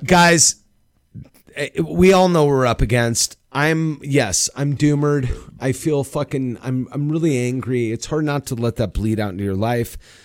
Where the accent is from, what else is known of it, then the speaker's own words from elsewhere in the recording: United States; as an American